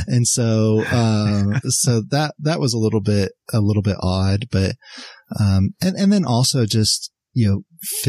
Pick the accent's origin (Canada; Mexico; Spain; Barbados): Mexico; Mexico City; So, and I grew up in Mexico City. Mexico City at the time was the largest city by population in the world.